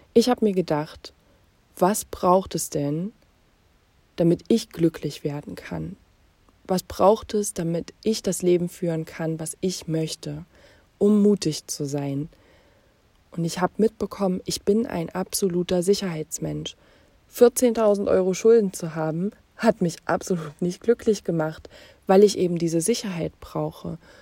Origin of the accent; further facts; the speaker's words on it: Jena, Thuringia, Germany; Ich bin in Jena geboren und aufgewachsen